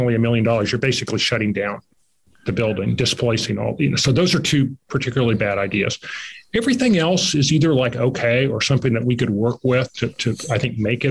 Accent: Kansas, United States; I'm from Kansas

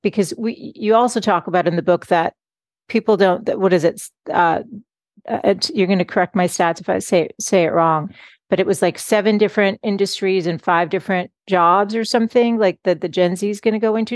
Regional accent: Boston, Massachusetts, United States; I'm from Boston

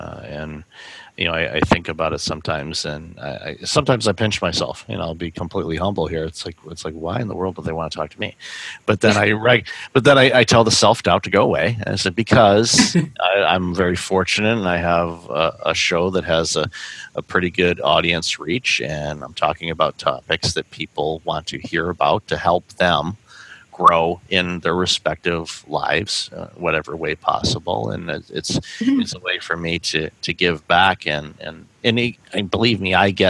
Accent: Michigan, United States; moved away; I'm originally from Michigan

